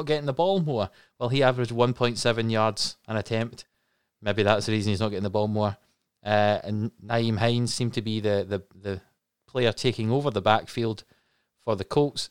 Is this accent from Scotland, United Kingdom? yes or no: yes; Scotland, United Kingdom; as three Scottish people